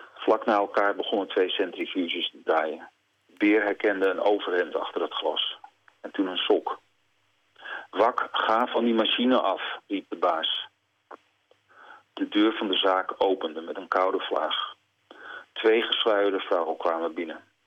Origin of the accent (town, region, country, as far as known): Netherlands